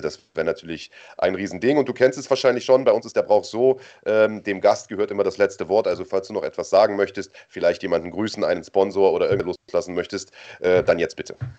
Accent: Germany

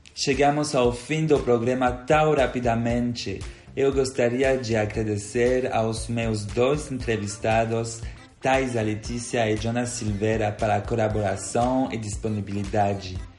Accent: Belgium; Portuguese is a second language; moved away as an adult; now in Brazil; como podem perceber pelo meu sotaque, eu não sou daqui, embora eu quiser ser. Na verdade, eu sou belga

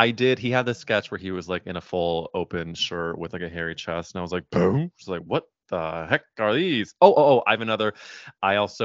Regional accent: Missouri, United States; I'm growing up in Missouri where like I knew maybe one gay person

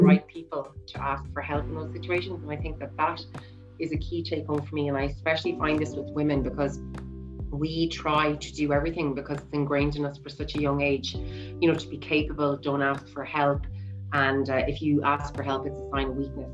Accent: Ireland; growing up in Ireland

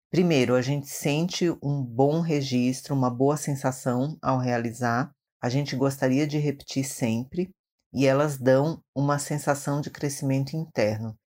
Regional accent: Maranhão, Brazil; now in São Paulo, Brazil; sou tradutora, sou do Maranhão

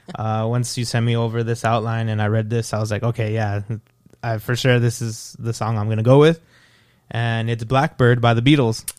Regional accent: El Paso, Texas, United States; moved away as an adult; now in Fort Worth, United States; I'm from El Paso, Texas. I've been living in Fort Worth for two years.

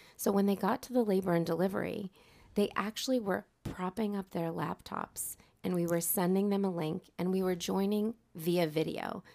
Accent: North Andover, Massachusetts, United States; here in North Andover, which is my hometown

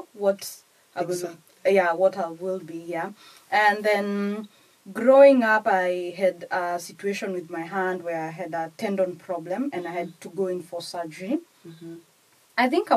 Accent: Kenya; English is a second language; moved away as an adult; now in United Kingdom; I am from Kenya to start with, and I've done my studies in Kenya and practiced a little bit in Kenya

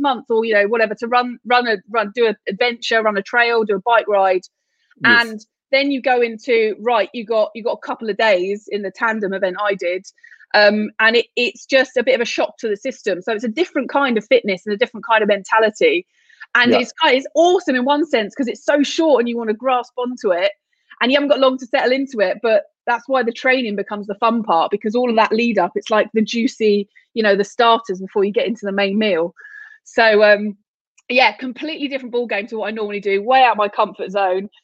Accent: London, United Kingdom; I grew up in London and I spent a lot of time on the river rowing

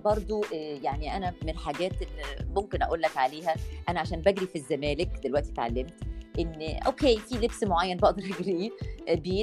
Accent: Egypt; also born or lived in United States; أنا جاية من مصر

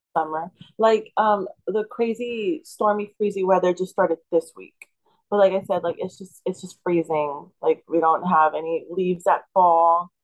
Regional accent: deep South Texas, United States; I'm from deep South Texas.

